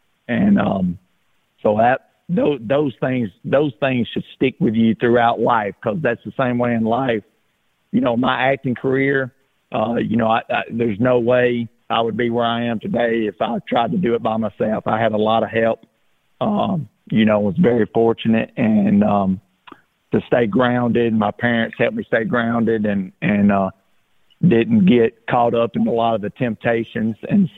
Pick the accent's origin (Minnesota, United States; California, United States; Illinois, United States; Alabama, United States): Alabama, United States; growing up in Alabama, you know, we love to get outside and play ball